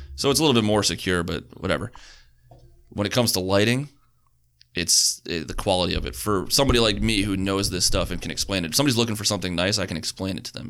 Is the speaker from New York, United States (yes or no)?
yes; Long Island, New York, United States; we're Long Island.